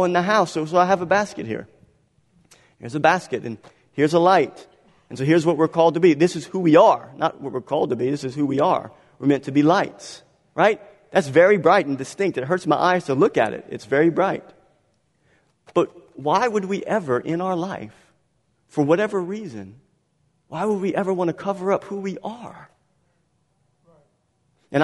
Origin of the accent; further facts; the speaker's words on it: Galliano, Louisiana, United States; I was born in Galliano.